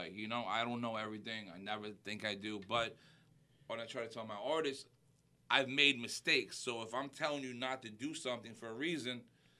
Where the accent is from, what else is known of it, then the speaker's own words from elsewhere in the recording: Westchester, New York, United States; accent: New York; moved away as an adult; now in Florida, United States; I lived in Westchester. I grew up in Westchester.